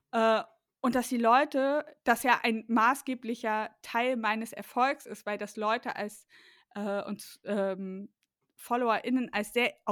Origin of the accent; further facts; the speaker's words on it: East Germany, Germany; also ich komme ja aus ähm, aus dem Osten Deutschlands